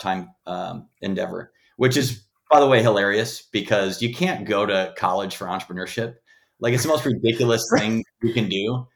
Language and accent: English; Green Bay, Wisconsin, United States; moved away as an adult; now in Los Angeles, United States; I'm from Green Bay, Wisconsin